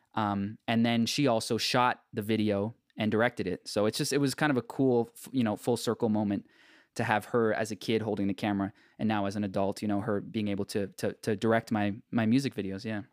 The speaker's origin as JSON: {"language": "English", "town": "Markham", "region": "Ontario", "country": "Canada", "tie": "born or raised there", "said": "I grew up in Markham"}